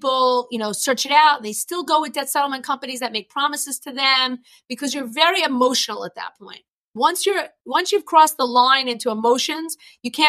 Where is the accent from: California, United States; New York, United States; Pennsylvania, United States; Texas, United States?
New York, United States; accent: New York; my New York accent